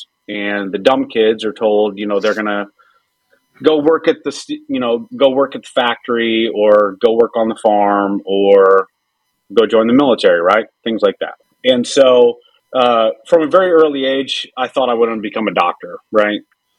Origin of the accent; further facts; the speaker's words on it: Nevada, Missouri, United States; So I'm from a little tiny ass town called Nevada, Missouri, in That's southern right. Missouri. It's spelled like Nevada, like the state